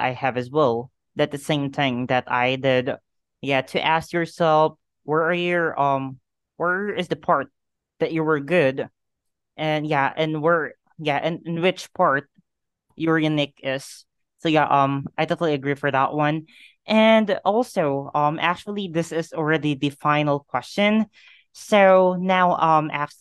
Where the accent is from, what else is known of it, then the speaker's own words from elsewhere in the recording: Philippines; I am from the Philippines